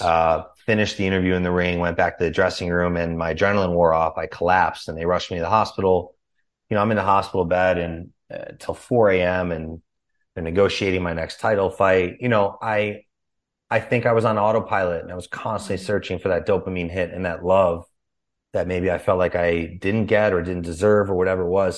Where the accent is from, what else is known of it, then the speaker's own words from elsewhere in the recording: Chicago, Illinois, United States; also born or lived in California; now in Austin, United States; was born and raised in Chicago